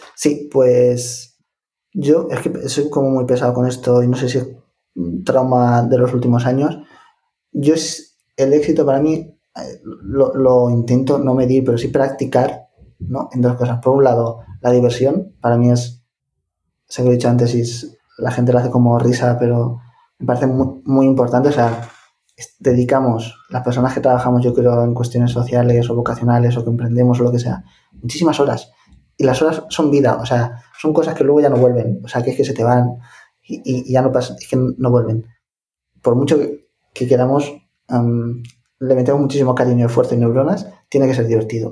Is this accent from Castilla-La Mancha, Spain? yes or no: yes; Ciudad Real, Castilla-La Mancha, Spain; yo soy de Ciudad Real, de La Mancha